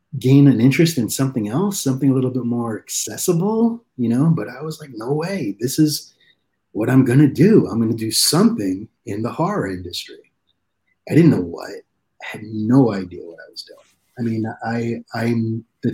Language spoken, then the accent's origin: English; New York City, New York, United States; when you're Italian and growing up in Brooklyn